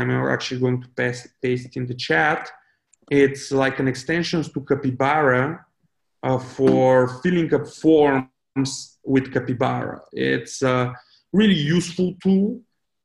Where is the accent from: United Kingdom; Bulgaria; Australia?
Bulgaria; when I was like growing up, it was a real pain because I didn't have any money and like my parents wouldn't like bring me to Sofia for IT events